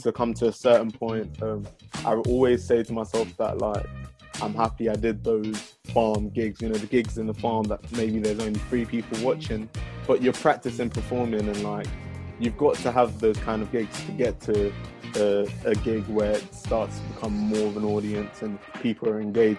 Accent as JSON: {"language": "English", "region": "London", "country": "United Kingdom", "tie": "born or raised there", "also_born_or_lived": "Dallas, Texas, United States", "said": "I'm from South London, first of all. I was actually born in Dallas, Texas"}